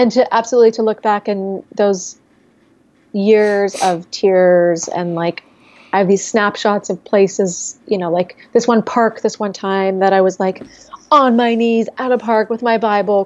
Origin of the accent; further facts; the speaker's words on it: San Diego, California, United States; moved away as an adult; also born or lived in Chicago / Seattle; I'm from San Diego.